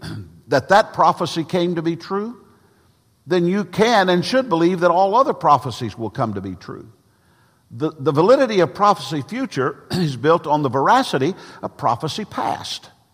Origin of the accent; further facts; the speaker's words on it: Gallatin, Tennessee, United States; I was born on March the sixth, nineteen fifty, mm, in Gallatin, Tennessee